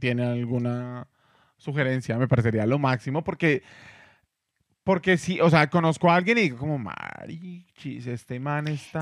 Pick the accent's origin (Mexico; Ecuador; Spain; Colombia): Colombia; moved away; el país de donde vengo